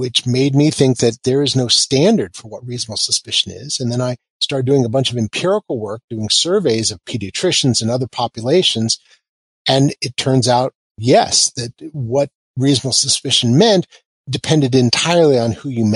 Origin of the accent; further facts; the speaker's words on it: Kansas, United States; moved away; I'm also from Kansas, which means that I sort of have a down-home view towards a lot of things.